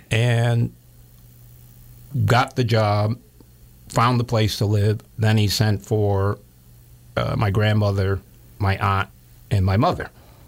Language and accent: English; Reidsville, North Carolina, United States; most of them came from Reidsville, North Carolina, my hometown.